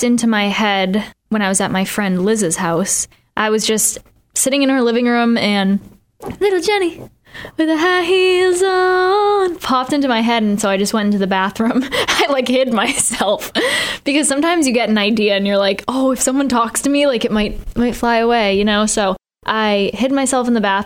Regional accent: Boston, Massachusetts, United States; I'm not from the South. Like I'm from Boston

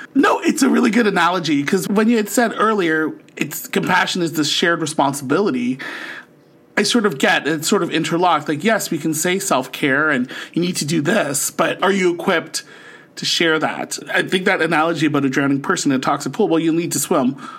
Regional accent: St. Catharines, Ontario, Canada; moved away as an adult; now in Ottawa, Canada; born and raised in Saint Catharines, Ontario, and now living in the nation's capital of Ottawa.

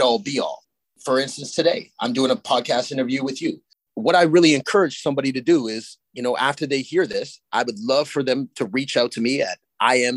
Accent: Sarnia, Ontario, Canada; also born or lived in Stratford, Ontario / Petrolia, Ontario; I grew up in Sarnia

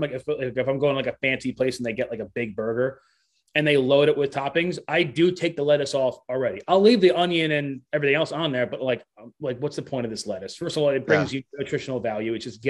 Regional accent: Northeast, United States; but I'm from the Northeast.

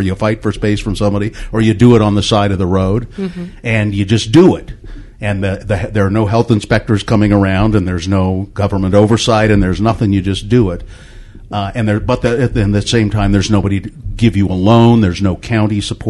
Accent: Ogden, Utah, United States; When I was a kid, I grew up in Ogden

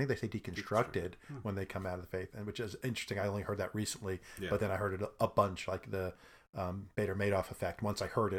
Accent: Brooklyn, New York, United States; I'm from Brooklyn.

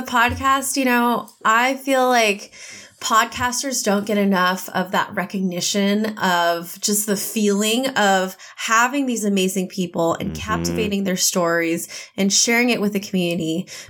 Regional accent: United States; born there; And then I was born in America.

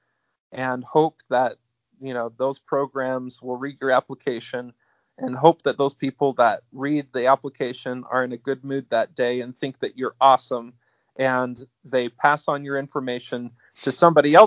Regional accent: Utah, United States; moved away as an adult; also born or lived in Alabama; I grew up in Utah and went to Alabama

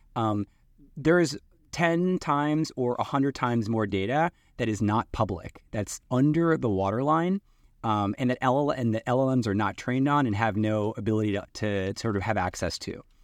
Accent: East Coast of the U.S., United States; moved away as an adult; now in Seattle, United States; I'm from the East Coast in the U.S. and Microsoft was what brought me out to the West Coast. So I live in Seattle now

